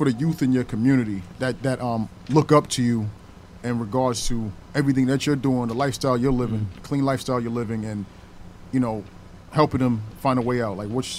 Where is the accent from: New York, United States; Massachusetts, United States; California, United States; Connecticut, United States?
New York, United States; I'm from New York.